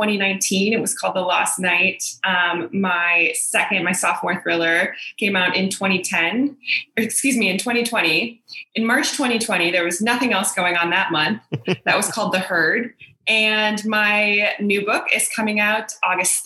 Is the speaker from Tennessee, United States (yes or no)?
no; Milwaukee, Wisconsin, United States; moved away as an adult; also born or lived in Chicago area; now in Brooklyn, United States; I'm originally from the Milwaukee area. So I grew up in the suburbs of Milwaukee